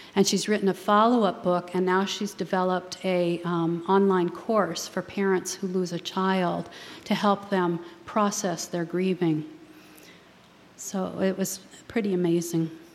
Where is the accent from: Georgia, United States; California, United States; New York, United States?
California, United States; San Francisco; I was born in San Francisco